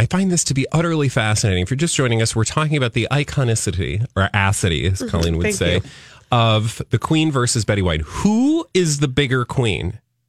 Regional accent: United States; As an American

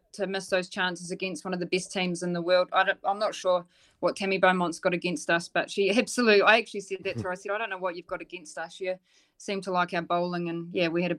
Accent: Dunedin, Otago, New Zealand; I'm from Dunedin

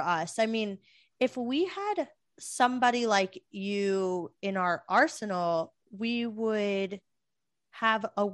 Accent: Florida, United States; I grew up in Florida.

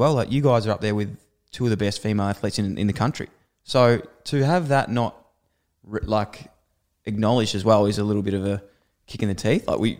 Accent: Ballarat, Victoria, Australia; I'm from Ballarat

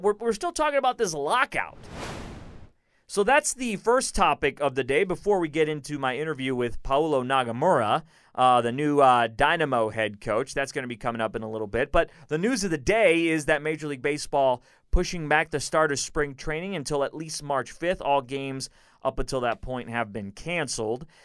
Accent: Houston, Texas, United States; born or raised there; also born or lived in Chicago

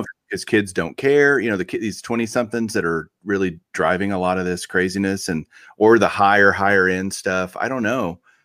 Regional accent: Texas, United States; growing up in Texas

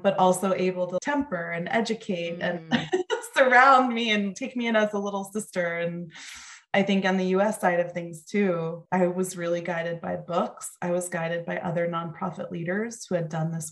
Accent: Mendham, New Jersey, United States; I was from Mendham, New Jersey

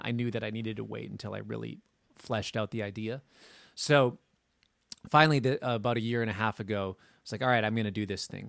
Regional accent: Minnesota, United States; I grew up in Minnesota

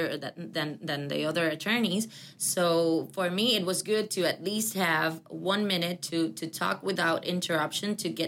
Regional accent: Puerto Rico; I am from Puerto Rico and I'm living the second class citizenship that Puerto Ricans have

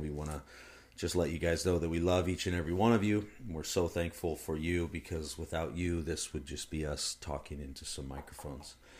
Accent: United States; I'm an American

